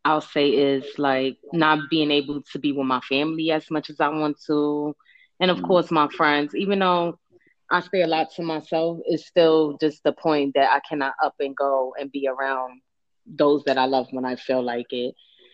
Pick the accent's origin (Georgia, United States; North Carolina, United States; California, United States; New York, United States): New York, United States; New York City; moved away as an adult; also born or lived in Brooklyn / Bronx; I was born in Brooklyn and I was raised in Harlem. I'm a Harlem chick.